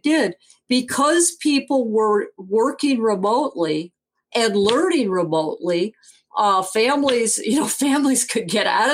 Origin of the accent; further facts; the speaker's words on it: Benzie County, Michigan, United States; moved away as an adult; also born or lived in East Coast (US) / California; I'm originally from Benzie County, which I will say is the smallest landmass county in Michigan